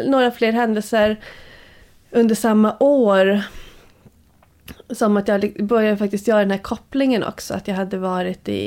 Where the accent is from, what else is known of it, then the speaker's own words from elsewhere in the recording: Luleå, Norrbotten County, Sweden; Eh, I Luleå.